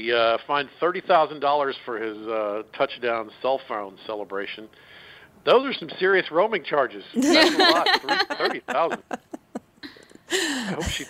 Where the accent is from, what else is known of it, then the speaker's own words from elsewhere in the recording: Atlanta, Georgia, United States; I'm from Atlanta.